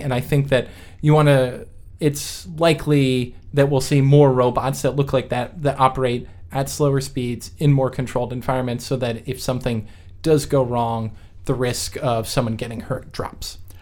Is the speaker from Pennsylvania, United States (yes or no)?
no; New York, United States; also born or lived in West Coast; now in US West Coast; I grew up in New York